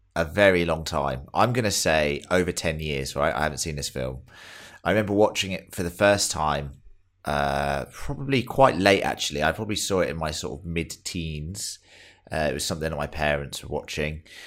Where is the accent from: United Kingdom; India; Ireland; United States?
United Kingdom; England; now in Australia; we're all English